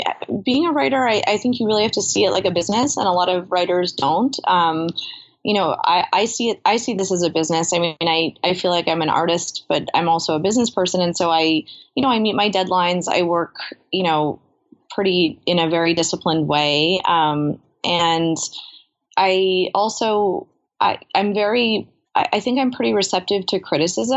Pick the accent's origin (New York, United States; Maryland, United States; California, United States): New York, United States; I grew up in New York